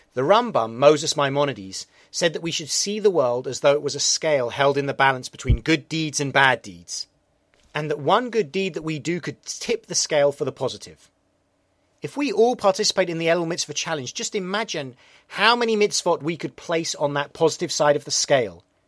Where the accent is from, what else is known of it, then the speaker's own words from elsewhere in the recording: England, United Kingdom; now in New York, United States; I'm an Englishman in New York